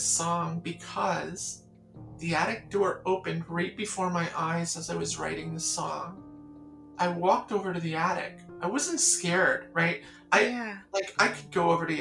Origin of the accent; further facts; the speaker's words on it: the Catskills, New York, United States; I'm from a place you wouldn't know. Just try me." I said, "The Catskills.